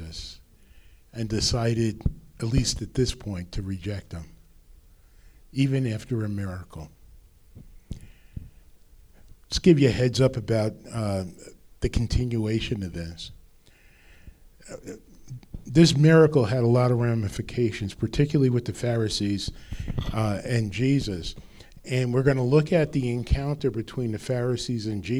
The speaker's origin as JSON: {"language": "English", "region": "New Jersey", "country": "United States", "accent": "North Jersey", "said": "My North Jersey accent"}